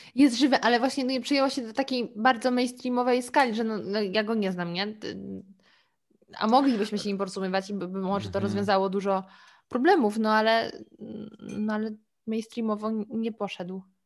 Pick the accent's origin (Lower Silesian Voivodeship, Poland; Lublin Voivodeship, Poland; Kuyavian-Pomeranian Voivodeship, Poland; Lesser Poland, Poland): Lower Silesian Voivodeship, Poland; Ja w ogóle pochodzę z Dolnego Śląska. Do granicy niemieckiej miałam 30 kilometrów.